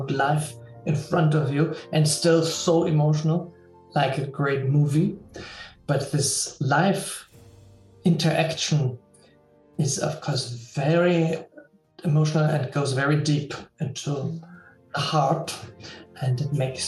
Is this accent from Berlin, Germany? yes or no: yes; Berlin, Germany; now in Vienna, Austria; in Berlin at Theater des Westens, in my hometown